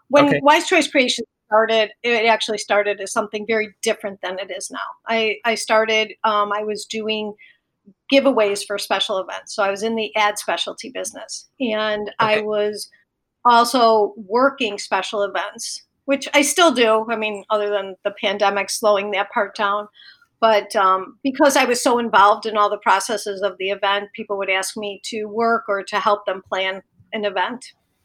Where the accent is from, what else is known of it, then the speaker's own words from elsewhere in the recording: Chicago, Illinois, United States; also born or lived in Florida; So I lived in between Chicago, the suburbs in Florida because my parents were older and we lived part-time in Florida. So I spent some time in Florida.